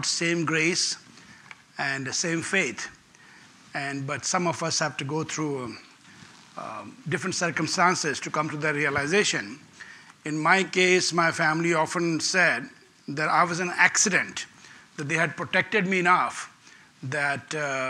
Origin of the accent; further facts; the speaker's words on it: India; English is a second language; I was born in India